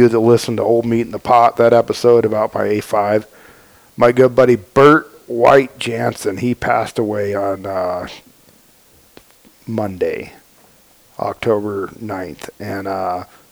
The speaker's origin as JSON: {"language": "English", "area": "Nevada County", "region": "California", "country": "United States", "tie": "born or raised there", "said": "I grew up deer hunting in Nevada County, you know, D3 through 5"}